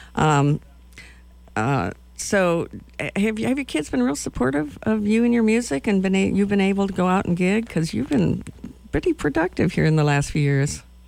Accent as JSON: {"language": "English", "town": "Madison", "region": "Wisconsin", "country": "United States", "moved": "yes", "said": "I'm from Madison"}